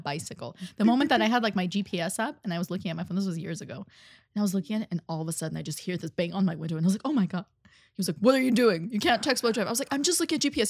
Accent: Armenia; moved away; also born or lived in Russia; I'm from Ar-, Armenia.

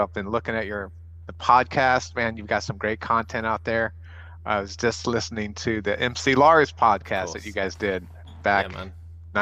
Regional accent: El Paso, Texas, United States; I grew up in El Paso

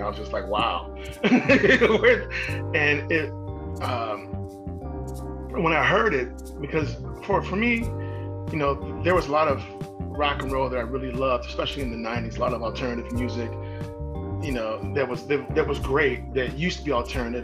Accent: Midwest, United States; now in Bay Area, California, United States; I'm from the Midwest too.

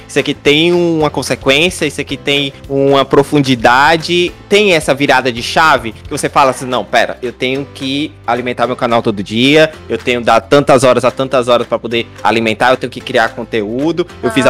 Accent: Fortaleza, Ceará, Brazil; a gente é de Fortaleza

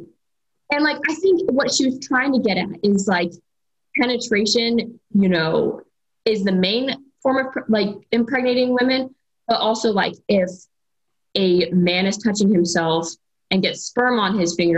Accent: Ohio, United States; moved away as an adult; I was born and raised in the same small town, and I attended. So I'm from Ohio originally

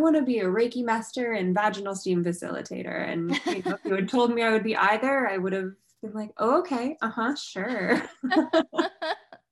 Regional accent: New York, United States; I'm a New Yorker

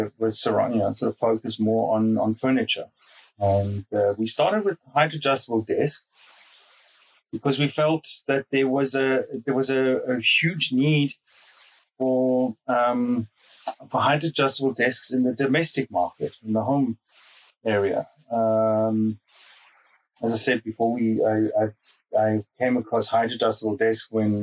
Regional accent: South Africa; moved away as an adult; now in Munich, Germany; I'm originally from South Africa. And was born there, grew up there.

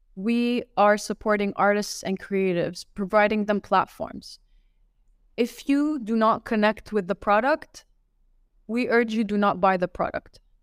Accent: Laval, Quebec, Canada; also born or lived in Riyadh, Saudi Arabia; now in Dubai, United Arab Emirates; I was, I was raised, uh, raised and born in one, in, uh, Laval

